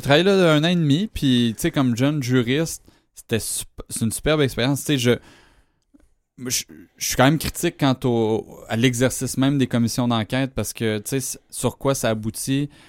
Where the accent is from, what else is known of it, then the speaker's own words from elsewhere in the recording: Amos, Quebec, Canada; j'ai grandi à Amos